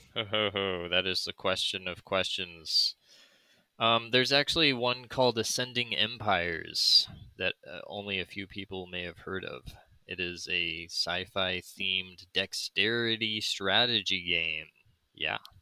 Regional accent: United States; I'm from America and we speak American

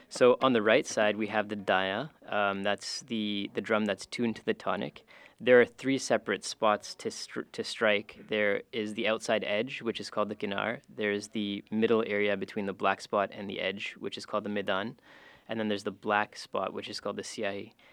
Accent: Calgary, Alberta, Canada; I grew up in Calgary

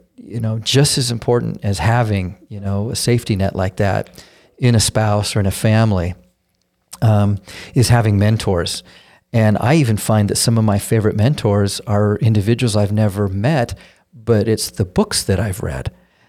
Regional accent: Denver, Colorado, United States; I grew up in Denver. I say I grew up in Denver. It's where I went to high school. But I've lived in 8 states growing up and moved every 2 years since I was 4 years old.

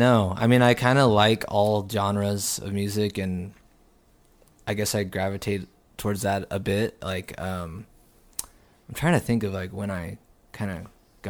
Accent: Houston, Texas, United States; moved away as an adult; also born or lived in San Diego, California; now in Austin, United States; I was born in San Diego, but I moved to Houston and grew up in Houston. And then I came here in 2009 and I've been here since then.

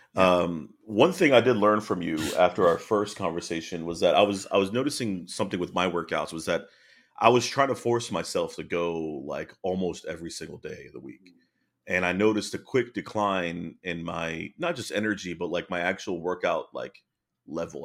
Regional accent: East Coast, United States; moved away as an adult; also born or lived in North Carolina / Virginia; now in Frisco, United States; I'm from the East Coast

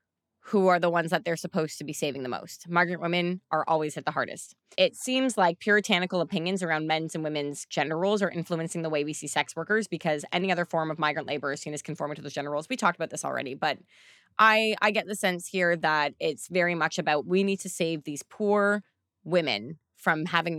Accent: Canada; we as a Canadian.

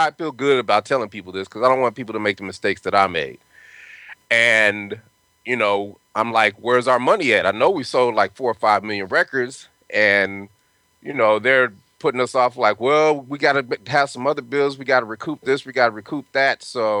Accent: Denver, Colorado, United States; moved away; also born or lived in California; I'm from Denver, Colorado, and I went to school in Cali

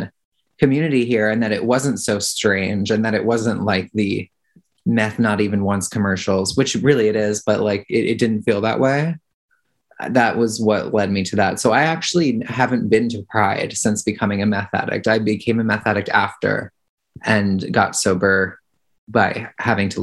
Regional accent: New York, United States; moved away as an adult; now in Minnesota, United States; I'm originally from New York.

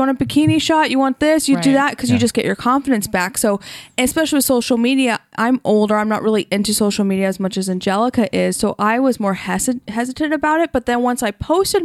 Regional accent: Orange County, California, United States; I'm from Orange County

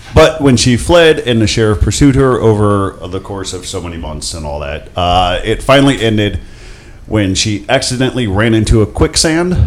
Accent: Akron, Ohio, United States; I grew up in Akron

